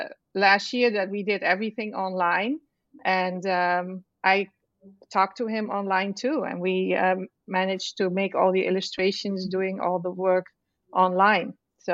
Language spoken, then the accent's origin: English; Netherlands; moved away as an adult; now in United States; Well, I am originally from the Netherlands, which is a country in Europe. Have you heard about that?